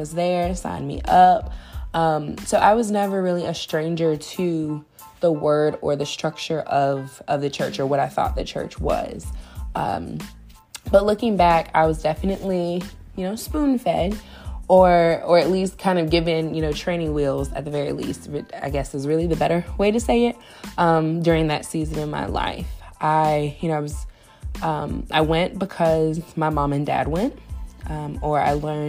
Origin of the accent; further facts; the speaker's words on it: Virginia Beach, Virginia, United States; moved away as an adult; now in Richmond, United States; I was born and raised in Virginia Beach and relocated to RVA, or the Richmond area, just a little over 10 years ago